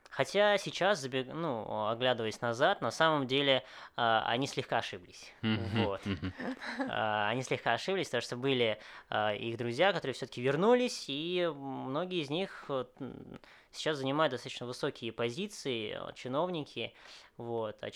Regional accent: Moscow, Russia; born there; Вот, я родился в Москве, считаю себя, как уже сказал, вьетнамцем, да, но, естественно, с некоторыми там русскими

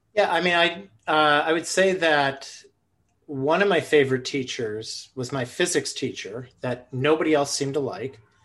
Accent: Buffalo, New York, United States; moved away; also born or lived in Twin Cities, Minnesota; I grew up in Buffalo, New York

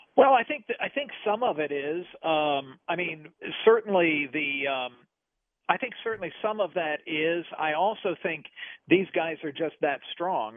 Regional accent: Nashville, Tennessee, United States; I was growing up in Nashville

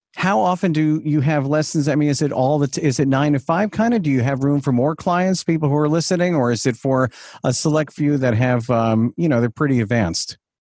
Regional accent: Huntington, New York, United States; Huntington, Long Island

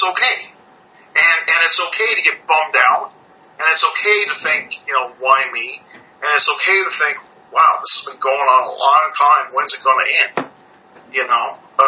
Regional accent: Canada; I'm from Canada.

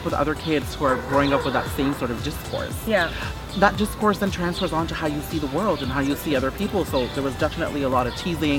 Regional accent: Brampton, Ontario, Canada; also born or lived in North York, Ontario; I was born in North York and then raised in Brampton.

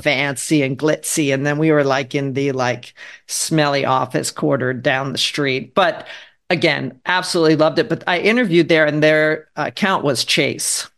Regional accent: Harrisburg, Pennsylvania, United States; moved away as an adult; also born or lived in Philadelphia / New York City; I grew up in Pennsylvania.

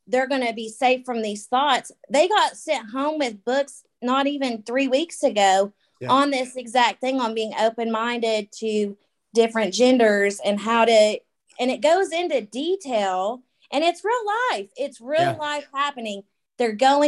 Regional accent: Tennessee, United States; I'm from Tennessee. So my accent's probably going to be a little bit different

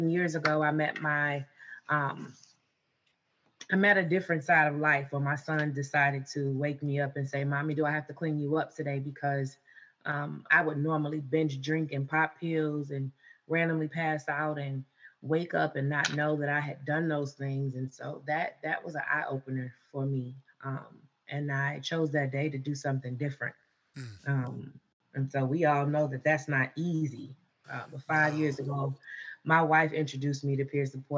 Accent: Miami, Florida, United States; also born or lived in Alabama; now in Virginia, United States; I was born in Alabama, raised in Miami

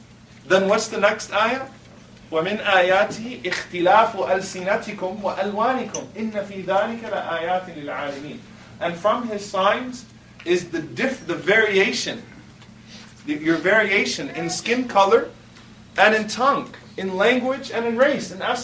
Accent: Texas, United States; I'm from Texas, you got big, big, big, big, big houses for what you guys would pay for an apartment, you know?

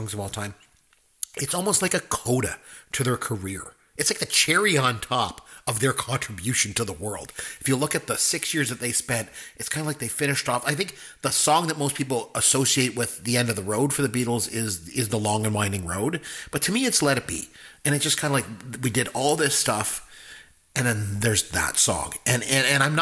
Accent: Canada; I'm Canadian

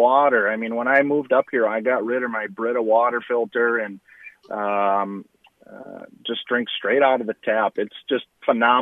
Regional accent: St. Paul, Minnesota, United States; moved away as an adult; now in Duluth, United States; I was born and raised in St. Paul.

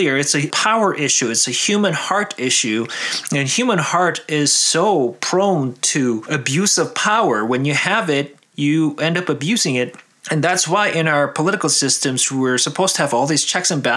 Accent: South Korea; moved away; I'm from Korea

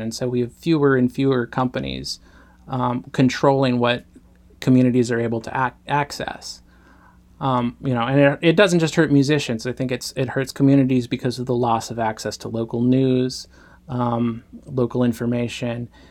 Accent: Yakima, Washington, United States; my hometown, Yakima, Washington

